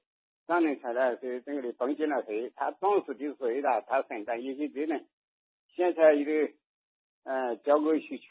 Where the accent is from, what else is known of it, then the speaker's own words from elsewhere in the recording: Jiangxi, China; 我是江西的。